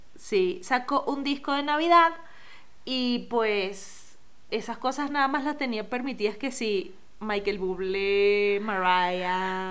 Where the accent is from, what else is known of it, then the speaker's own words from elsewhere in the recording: Venezuela; mi música navideña son las gaitas, eh, como buena venezolana